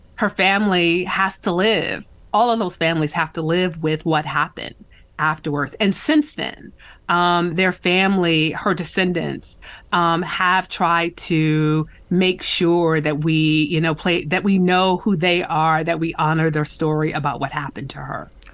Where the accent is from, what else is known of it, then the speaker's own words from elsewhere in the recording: West Michigan, United States; I grew up in West Michigan, uh, along Lake Michigan.